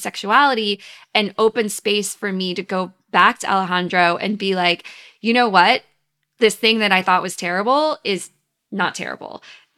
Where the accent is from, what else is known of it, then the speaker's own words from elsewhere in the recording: the South, United States; Well, I grew up in the South, and then I went to conservative, wealthy, small college in Virginia.